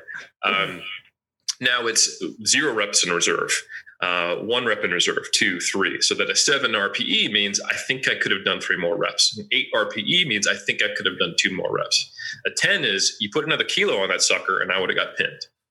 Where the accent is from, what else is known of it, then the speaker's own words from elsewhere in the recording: United States; now in Auckland, New Zealand; I'm originally from the States.